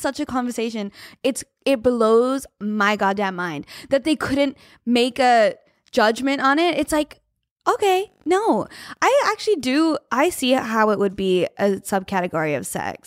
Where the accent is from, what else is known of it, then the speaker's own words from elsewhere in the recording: Australia; As an Australian